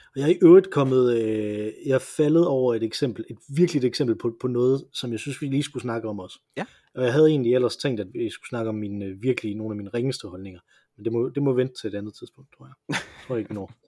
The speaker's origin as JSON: {"language": "Danish", "region": "Jutland", "country": "Denmark", "said": "vi, vi kommer begge to fra Jylland"}